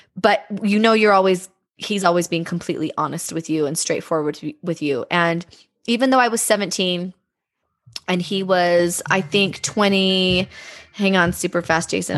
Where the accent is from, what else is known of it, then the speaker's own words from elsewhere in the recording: Bountiful, Utah, United States; I grew up in Bountiful